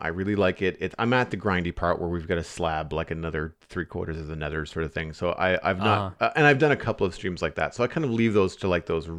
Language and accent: English; United States; Thanksgiving isn't until November because I'm American.